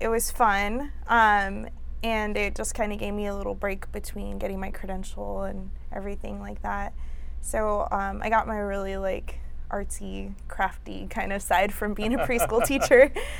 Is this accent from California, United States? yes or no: yes; Whittier, California, United States; I grew up in Whittier, California.